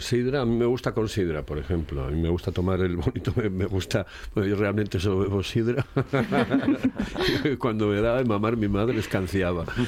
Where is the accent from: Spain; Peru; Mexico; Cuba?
Spain; Asturias; se cogieron unas costumbres que no teníamos como asturianos